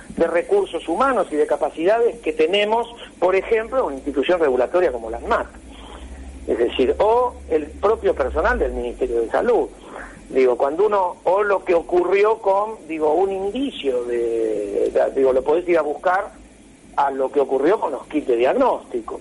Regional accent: Argentina

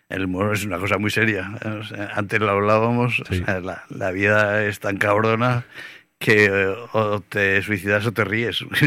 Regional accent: Aragon, Spain; yo tampoco soy así como aragonés de pura cepa

